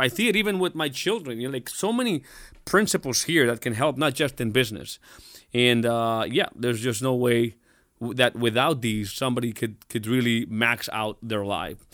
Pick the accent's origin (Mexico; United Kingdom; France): Mexico; I'm, I'm, I'm Mexican. I was born in Mexico.